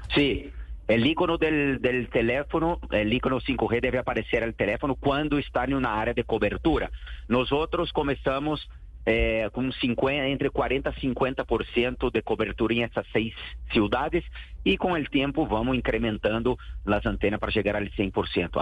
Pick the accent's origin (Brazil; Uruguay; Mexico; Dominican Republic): Brazil; moved away as an adult; now in Colombia; soy brasileño.